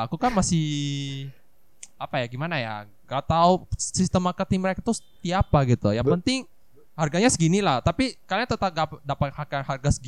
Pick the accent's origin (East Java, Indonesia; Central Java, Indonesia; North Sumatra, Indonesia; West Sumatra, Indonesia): North Sumatra, Indonesia; Medan; Iya sama sama. Aku juga bukan orang Jakarta loh guys.